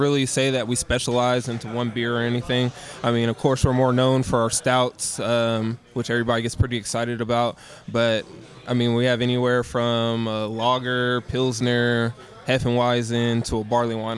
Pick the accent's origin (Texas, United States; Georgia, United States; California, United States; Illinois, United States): California, United States; now in San Antonio, United States; I'm originally from the West Coast, right? So I'm from California